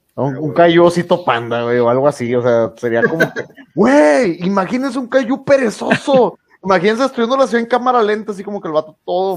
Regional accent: Mexico; nosotros sabemos como mexicanos

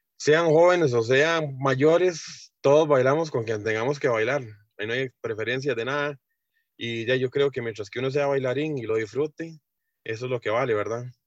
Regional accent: San Isidro, Heredia, Costa Rica; Yo toda la vida he vivido aquí en, San Isidro Heredia, centro, siempre desde que nací y hasta el momento ahí estamos

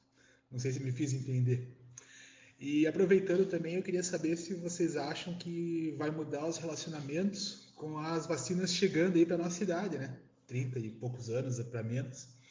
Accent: Curitiba, Paraná, Brazil; sou de Curitiba

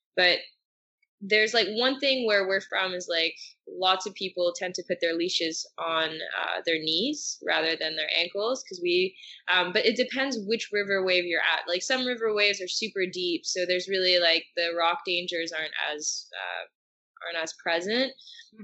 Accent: Gatineau, Quebec, Canada; moved away as an adult; now in Montreal, Canada; I'm from Gatineau

